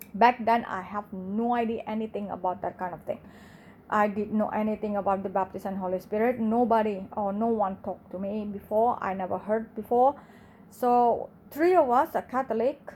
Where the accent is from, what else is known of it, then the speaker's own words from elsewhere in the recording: Indonesia; English is a second language; I grew up in Indonesia, in the biggest Muslim in the world